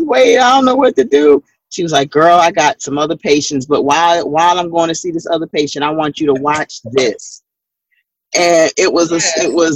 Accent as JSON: {"language": "English", "town": "New York City", "region": "New York", "country": "United States", "tie": "born or raised there", "said": "Her family's from Barbados, my family's from Barbados. She grew up in New York and went to the same similar church that I grew up in Brooklyn."}